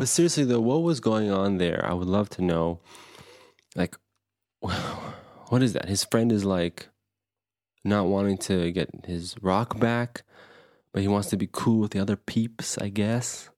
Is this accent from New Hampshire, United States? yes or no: no; Anderson, Indiana, United States; me and Phil, growing up in Anderson, Indiana